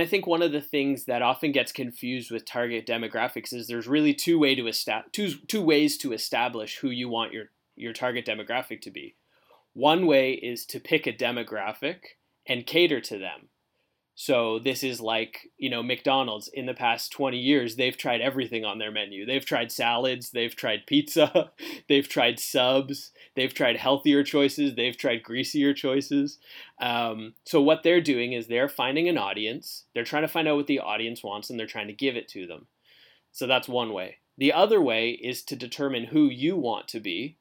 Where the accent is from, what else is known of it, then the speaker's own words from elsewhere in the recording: Canada; moved away as an adult; now in Fort Myers, United States; I was born and raised in Canada